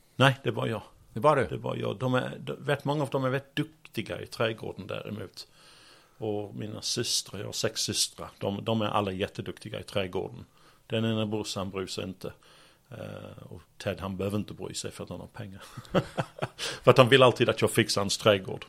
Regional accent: Sheffield, Yorkshire and the Humber, United Kingdom; Swedish is a second language; moved away as an adult; now in Malmö, Sweden; jag kommer från Yorkshire, Sheffield, storstad

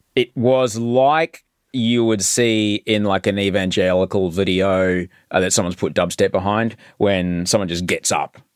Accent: Brisbane, Queensland, Australia; where I was growing up in Brisbane

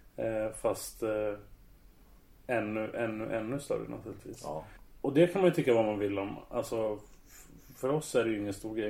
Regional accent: Södertälje, Stockholm County, Sweden; jag är uppväxt bland dem i Södertälje

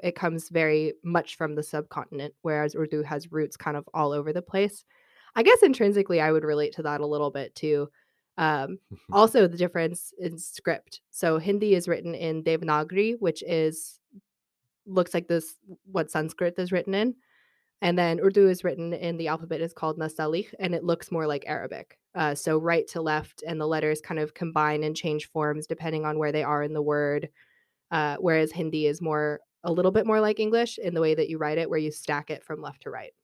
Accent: Albuquerque, New Mexico, United States; moved away as an adult; also born or lived in Austin, Texas; now in Dublin, Ireland; I am from Albuquerque, New Mexico.

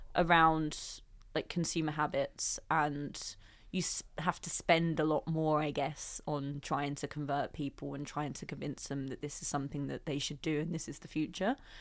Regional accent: London, United Kingdom; I came from Southeast London, went to the local grammar school, and my dad is a policeman and my mum, uh, works for the local council.

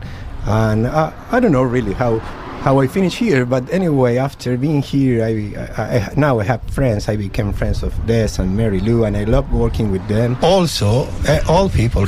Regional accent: Rosario, Santa Fe, Argentina; now in Ireland; I'm from Argentina, from Rosario. That's my city.

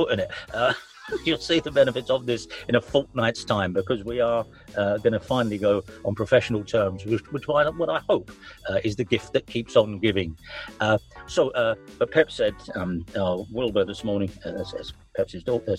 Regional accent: London, United Kingdom; I'm from South London

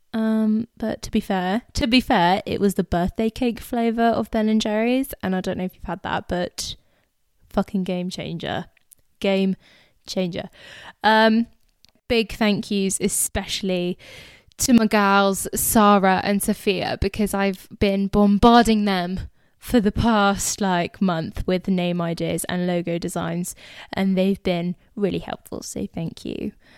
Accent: England, United Kingdom; I was born and raised in England, but I am of Indian heritage

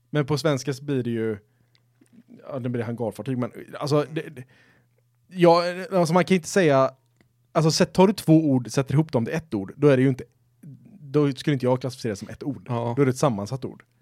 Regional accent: Gothenburg, Västra Götaland, Sweden; accent: Gothenburg dialect; Då känner jag att helt plötsligt blev min göteborgska mycket mycket.

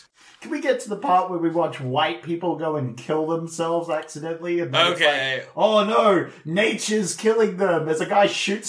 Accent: Australia; Like, we're from Australia, you know? We got cane toads down here.

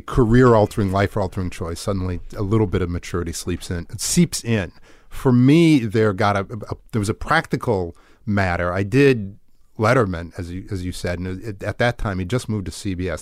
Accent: just outside Milwaukee, small town in Wisconsin, United States; moved away; I'm from a, a small town in Wisconsin, just outside Milwaukee

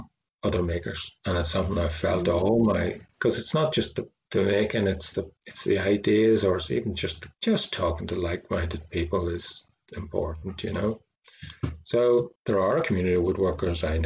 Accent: Belfast, Northern Ireland, United Kingdom; I grew up in Belfast, I was a city kid

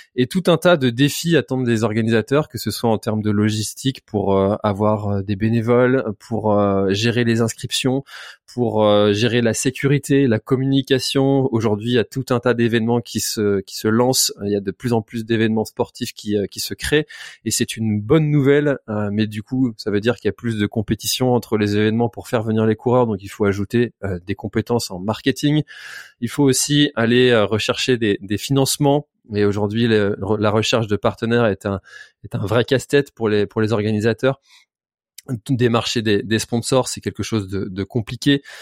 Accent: Brittany, France; je suis breton

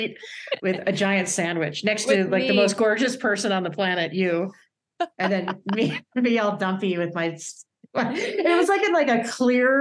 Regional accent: New York, United States; I was from New York.

